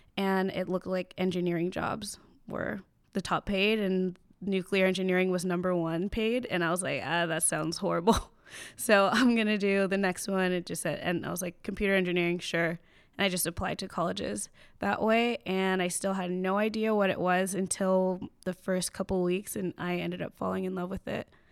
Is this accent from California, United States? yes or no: yes; Chino Hills, California, United States; I grew up in Chino Hills, um, it's about an hour outside of L